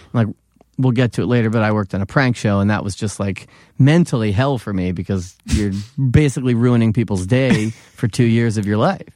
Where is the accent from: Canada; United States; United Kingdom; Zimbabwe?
United States; Philadelphia, Pennsylvania; accent: Philly; moved away as an adult; now in New York, United States; I'm from Philadelphia.